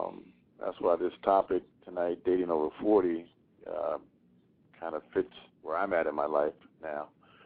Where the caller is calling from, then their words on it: Philadelphia, Pennsylvania, United States; I'm calling from Philadelphia, Pennsylvania.